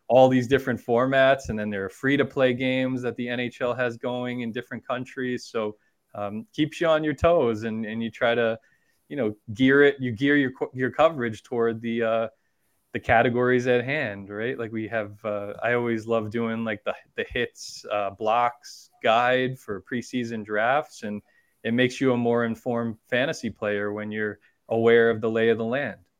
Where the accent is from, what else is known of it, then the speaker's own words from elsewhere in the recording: Long Island, New York, United States; growing up on Long Island and having family up in Rochester